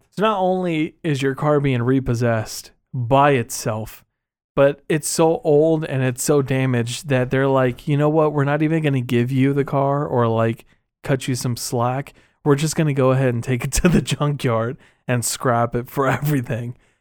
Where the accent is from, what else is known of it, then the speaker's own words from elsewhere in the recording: Texas, United States; As a Texan myself